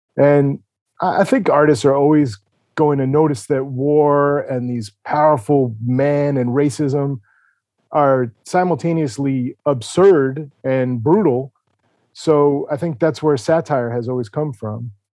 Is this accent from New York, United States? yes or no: yes; New York, United States; I grew up in New York in the seventies and eighties